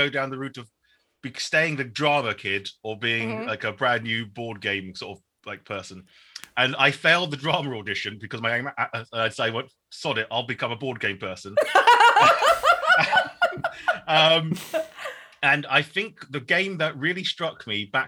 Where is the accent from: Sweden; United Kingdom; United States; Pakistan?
United Kingdom; Shoreham-by-Sea, South East England; also born or lived in Norwich / London; I am Vietnamese-British. I was born in Shoreham-by-Sea